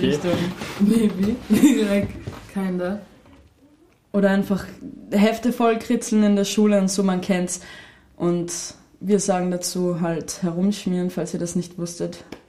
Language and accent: German; Austria; bei uns in Österreich sagt man ja herumschmieren